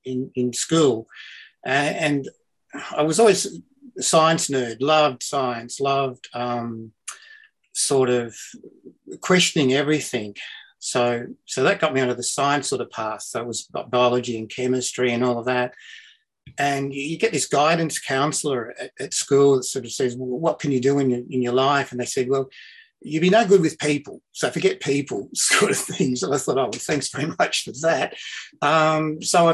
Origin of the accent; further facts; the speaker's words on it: Wagga Wagga, New South Wales, Australia; also born or lived in Caloundra, Queensland / Toowoomba, Queensland / South Australia; now in Melbourne, Australia; I was born in Wagga in New South